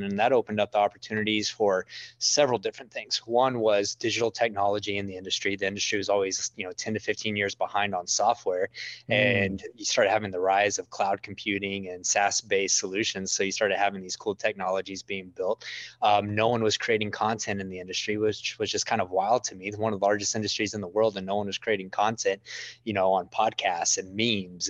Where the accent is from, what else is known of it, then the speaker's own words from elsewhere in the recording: Midland, Texas, United States; I grew up in West Texas in the middle of the Permian Basin